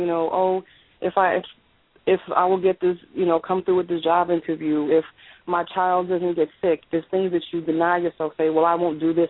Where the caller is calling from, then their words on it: New York City, New York, United States; I'm calling from Queens, New York.